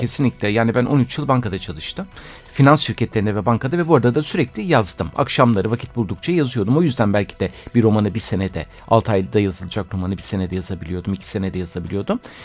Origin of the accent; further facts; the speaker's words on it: Istanbul, Turkey; also born or lived in Bostancı, Istanbul; ben zaten doğup büyüme Kadıköylüyüm